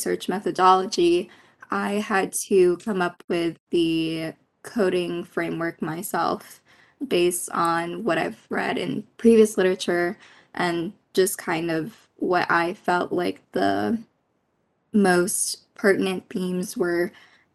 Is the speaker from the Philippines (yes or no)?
yes; Philippines; now in United States; I'm Filipino. I grew up in the Philippines and immigrated here to the United States